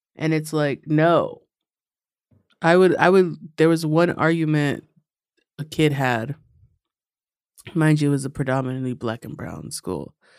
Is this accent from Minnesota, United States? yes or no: no; New York City, New York, United States; I'm from, uh, Astoria, Long Island City